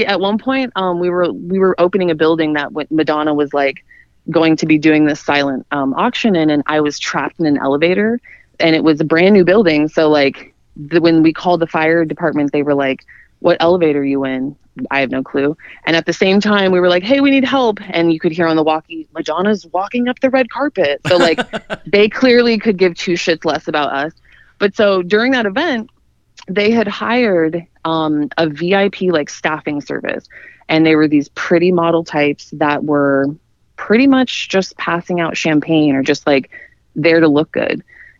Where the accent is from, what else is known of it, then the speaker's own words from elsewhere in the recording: Idaho, United States; moved away as an adult; now in Miami, United States; I'm from Idaho originally. I'm from the middle of nowhere. And so I moved to Miami when I was in my 20s